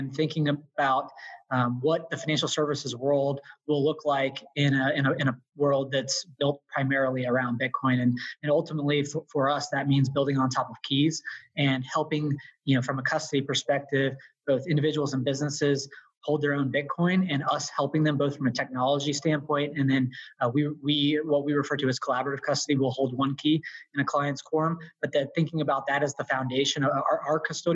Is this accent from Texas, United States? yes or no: yes; Austin, Texas, United States; Will and I go back to the days when growing up in Austin.